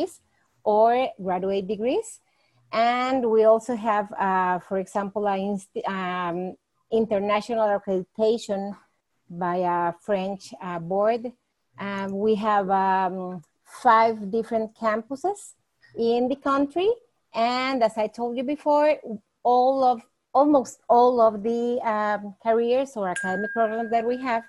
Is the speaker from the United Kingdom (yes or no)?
no; Costa Rica; I am from Costa Rica